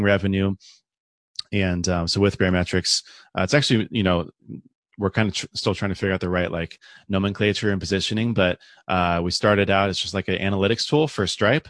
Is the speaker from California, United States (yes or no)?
yes; San Diego, California, United States; born and raised in San Diego